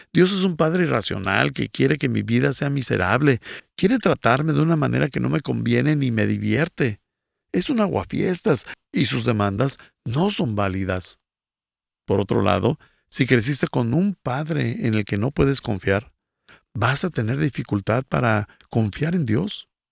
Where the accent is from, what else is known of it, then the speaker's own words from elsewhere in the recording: Bolivia; soy de Bolivia